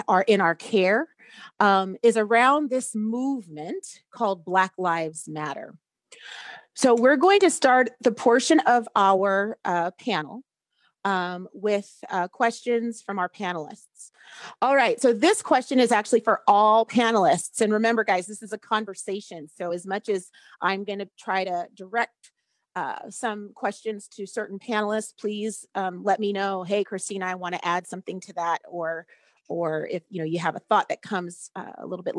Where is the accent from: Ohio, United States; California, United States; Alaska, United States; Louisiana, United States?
Alaska, United States; Anchorage; I was born and raised here in Anchorage.